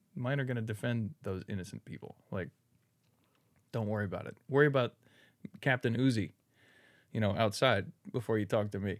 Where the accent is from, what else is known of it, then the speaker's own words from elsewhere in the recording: Redwood City, California, United States; moved away as an adult; now in Newark, United States; I was born in Redwood City and, like, there's picket fences and there's no crime